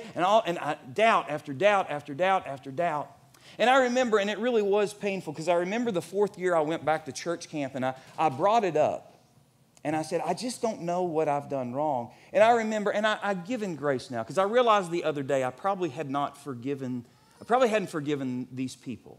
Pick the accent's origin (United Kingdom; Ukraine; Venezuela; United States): United States; Elizabethtown, Kentucky; When I grew up here in Elizabethtown